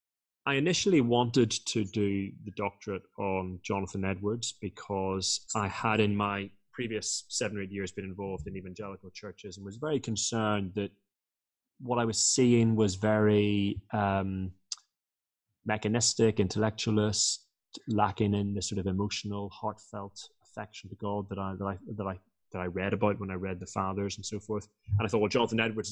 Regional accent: Northern Ireland, United Kingdom; I was born in Northern Ireland

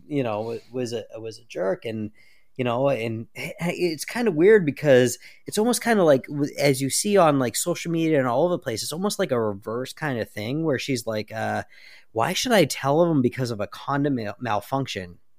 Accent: United States; I'm American

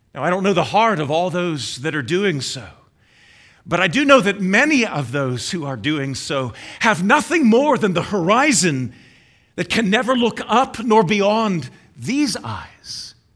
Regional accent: United States

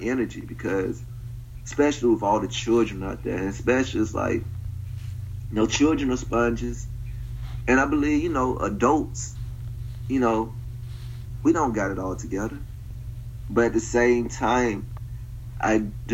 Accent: Prichard, Alabama, United States; moved away; also born or lived in Mobile, Alabama; I'm from Pritchard

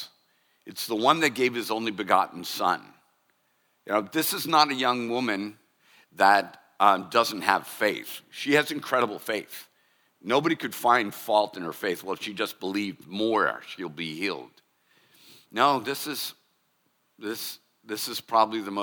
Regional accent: United States; as American Christians

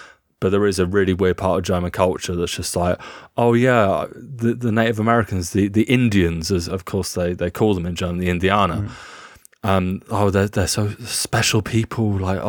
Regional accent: South East England, United Kingdom; Like, place like Cornwall and where I grew up on West Sussex, like the Sussex coast, Eastbourne, like proper Tory strongholds.

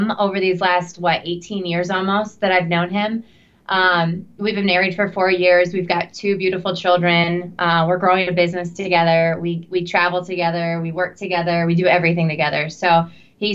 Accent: Battle Creek, Michigan, United States; moved away as an adult; also born or lived in Naples, Florida; where Devin and I are from, Battle Creek, Michigan, that's also the headquartered location for the Kellogg Company. So I grew up in Cereal City, basically.

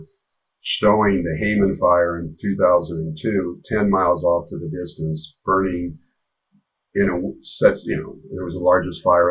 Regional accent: Colorado, United States; I'm from Colorado

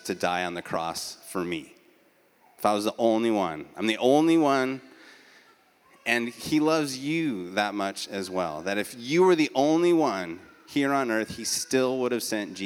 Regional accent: Beaverton, Oregon, United States; now in Eugene, United States; I'm an Oregonian by birth. I grew up in Beaverton, which is a suburb of Portland

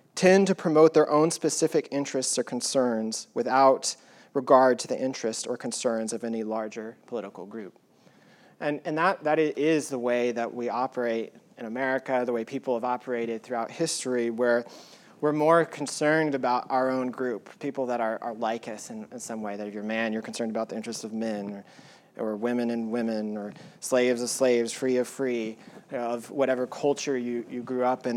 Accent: United States; he's white, he's a male, he's an American, he's a pastor

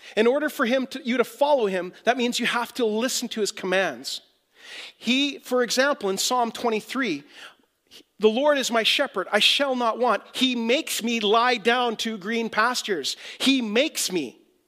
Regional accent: Whitehorse, Yukon, Canada; moved away; I came from Whitehorse, Yukon, totally different culture, didn't even know what a Mennonite was. I came down to Winnipeg to become the youth pastor at Gateway Winnipeg, or Gateway Church, and I thought I'd gone to Africa.

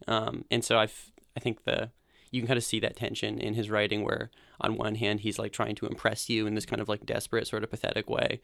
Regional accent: Bozeman, Montana, United States; moved away as an adult; also born or lived in Portland, Oregon; I grew up in Bozeman, Montana

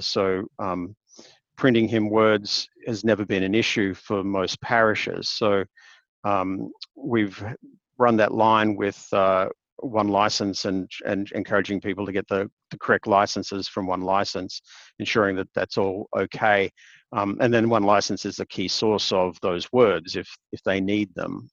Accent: Queensland, Australia; now in Hobart, Australia; Though I'm actually a Queenslander by birth, um, which is on the other end of the country.

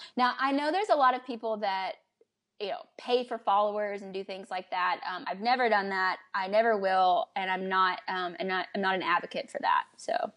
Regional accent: United States; moved away as an adult; also born or lived in Prague; as an American

